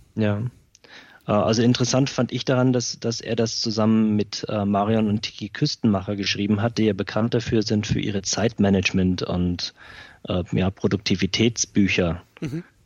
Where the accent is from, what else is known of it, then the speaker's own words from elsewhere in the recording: Schweinfurt, Bavaria, Germany; bei uns in Schweinfurt